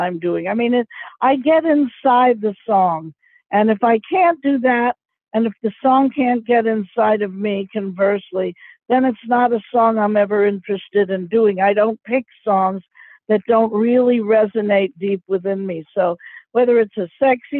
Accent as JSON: {"language": "English", "town": "New York City", "region": "New York", "country": "United States", "tie": "born or raised there", "said": "growing up in New York City"}